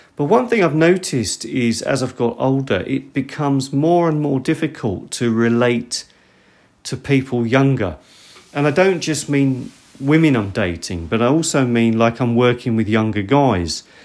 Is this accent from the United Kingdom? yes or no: yes; United Kingdom; moved away; I'm from Britain